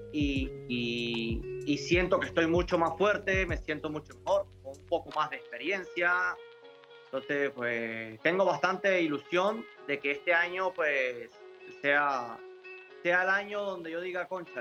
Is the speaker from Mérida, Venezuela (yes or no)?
yes; Mérida, Venezuela; now in Spain; yo soy de Mérida, que es una zona andina